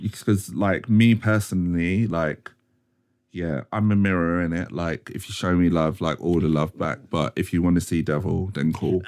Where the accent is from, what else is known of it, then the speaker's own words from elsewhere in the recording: Croydon, London, United Kingdom; originally I'm from Cro-, like, Croydon